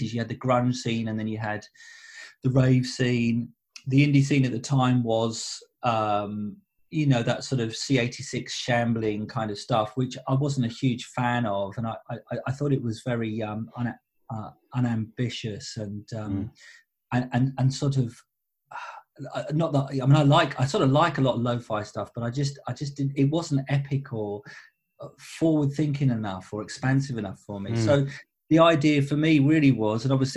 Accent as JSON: {"language": "English", "town": "Southend-on-Sea", "region": "East of England", "country": "United Kingdom", "tie": "born or raised there", "also_born_or_lived": "London", "moved": "as an adult", "said": "a four-piece band of very good friends that I grew up with back in Southend."}